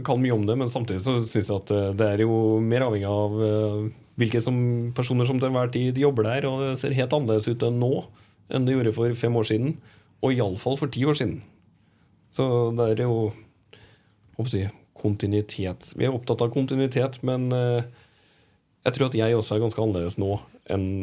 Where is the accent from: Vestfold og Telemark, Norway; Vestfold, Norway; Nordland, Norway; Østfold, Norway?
Østfold, Norway; Moss; accent: Moss dialect; also born or lived in Trondheim; Jeg er jo fra Moss, ikke sant? Så jeg har jo egentlig en ja, bokmål-mossedialekt som jeg får kritikk for når jeg er der. At den er vanna ut. Og så har jeg bodd mange år i Trondheim